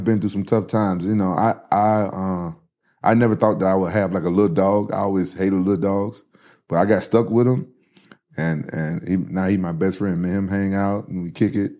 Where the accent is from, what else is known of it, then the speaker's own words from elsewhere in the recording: Memphis, Tennessee, United States; growing up in Memphis